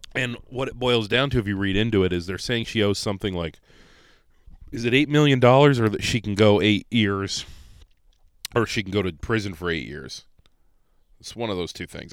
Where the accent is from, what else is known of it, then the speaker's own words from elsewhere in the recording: Conneaut, Ohio, United States; now in Rochester, United States; my hometown, Conneaut, Ohio